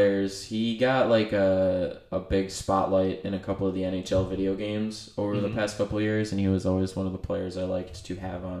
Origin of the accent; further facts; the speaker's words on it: United States; We're American